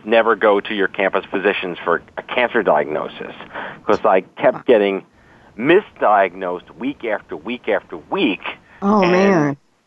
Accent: New York City, New York, United States; I was born and raised in New York City

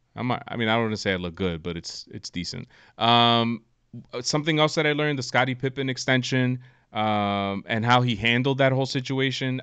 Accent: United States; as an American

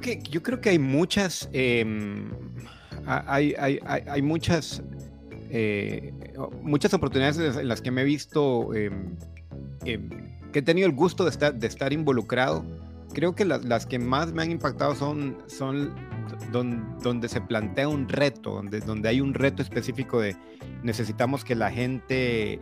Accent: Honduras; moved away as an adult; now in Costa Rica; Soy, soy hondureño de nacimiento, aunque vivo en Costa Rica hace 22 años.

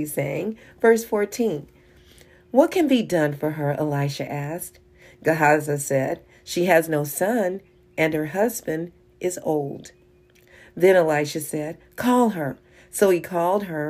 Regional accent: Kansas City, United States; we're from Kansas City

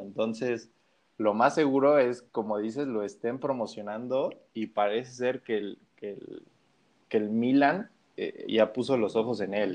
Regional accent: Mexico; desde mi perspectiva como mexicano

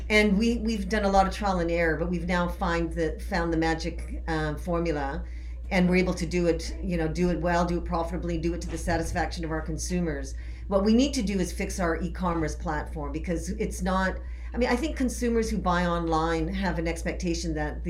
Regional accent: Canada; moved away; I am originally from Canada.

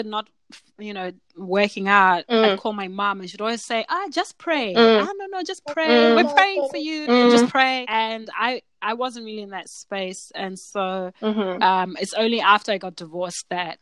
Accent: Zimbabwe; moved away as an adult; now in Australia; I grew up in Zimbabwe with super strict church mom

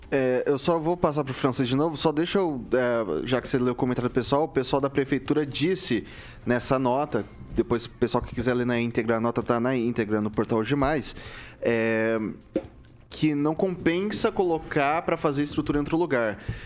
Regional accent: Araçatuba, São Paulo, Brazil; moved away; lá na minha terra, em Aracatuba, interior de São Paulo

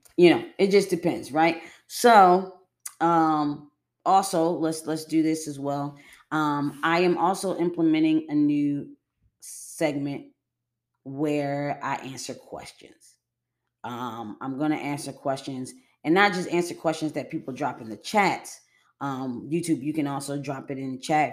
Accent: Buffalo, New York, United States; Western New York. I'm from Buffalo, New York

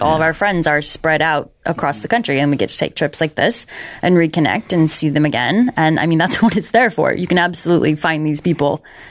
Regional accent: Iowa, United States; moved away as an adult; also born or lived in St. Louis; So I'm from Iowa originally

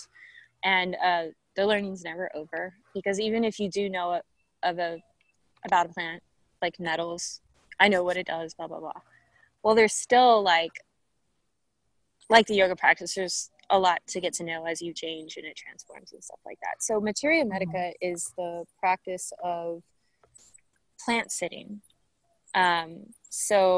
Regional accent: Bastrop, Texas, United States; also born or lived in Austin, Texas / Milwaukee, Wisconsin; I was born in Bastrop, Texas. Pretty much have spent my whole life, I would say, this is it, in the greater Austin area, between Austin and Bastrop

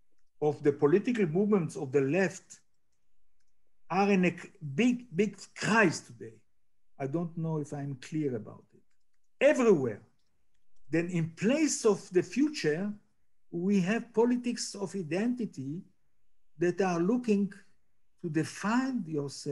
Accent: Jaffa, Tel Aviv District, Israel; English is a second language; also born or lived in Europe; I grew up in Jaffa. I arrived here as a little child in 48.

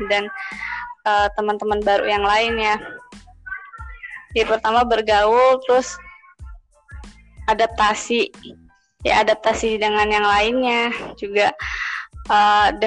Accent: Indonesia; bahkan uh, kita ini orang Indo uh, mereka tuh tahu banget orang Indonesia

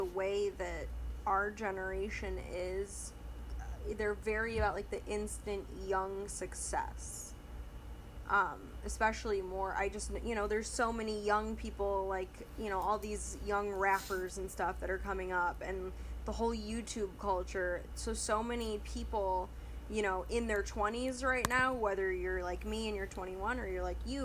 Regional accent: Michigan, United States; moved away as an adult; now in Georgia, United States; I'm from Michigan, I go to school in Georgia

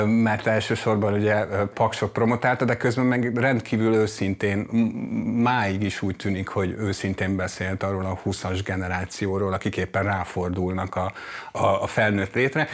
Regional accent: Dunaújváros, Fejér, Hungary; én is ott születtem, és ott nőttem föl

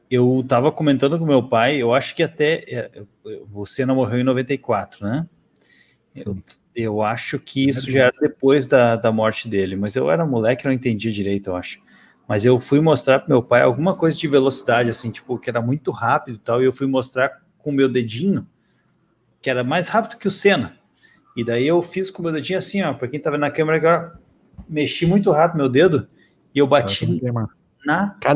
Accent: São Paulo, Brazil; Eu morei em casa quando eu era moleque, em São Paulo, meus, com meus pais, e eu não lembro de nada.

